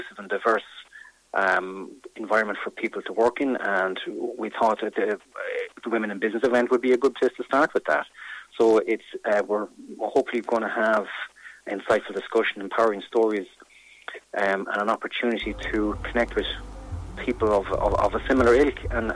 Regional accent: Ireland; as Irish people

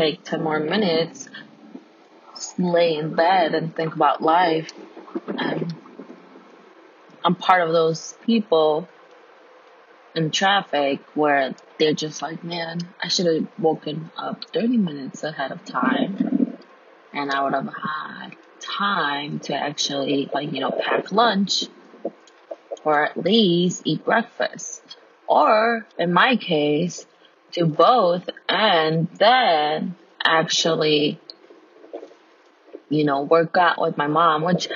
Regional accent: United States; I'm Mexican American, first generation student, first generation everything technically

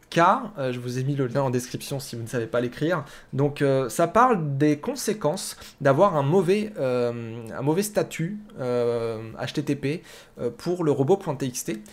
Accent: France; alors moi je viens de la France

